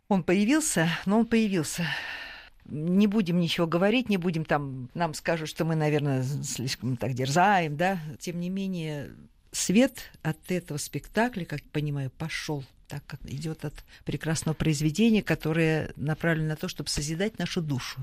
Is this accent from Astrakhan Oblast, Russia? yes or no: no; Moscow, Russia; мы здесь, москвичи